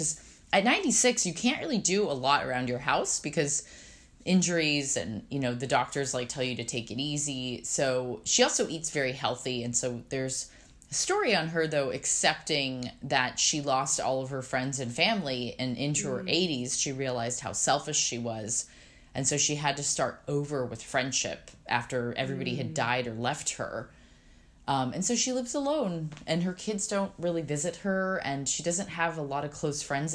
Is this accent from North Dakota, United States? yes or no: no; San Diego, California, United States; now in New York, United States; I'm from San Diego.